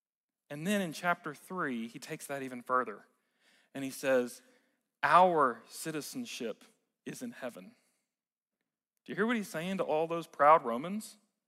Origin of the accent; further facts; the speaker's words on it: United States; Being American is really cool.